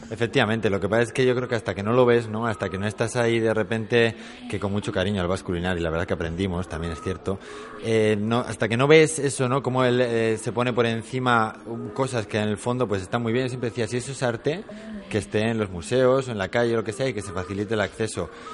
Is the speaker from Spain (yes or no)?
yes; Basque Country, Spain; venimos del País Vasco